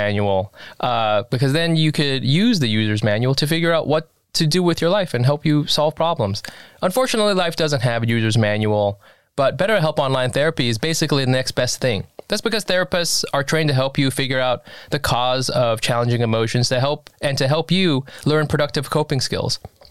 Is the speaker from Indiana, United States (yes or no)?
no; California, United States; So I'm from Orange County, and growing up in Orange County, like Monterey Park was, the Asian place.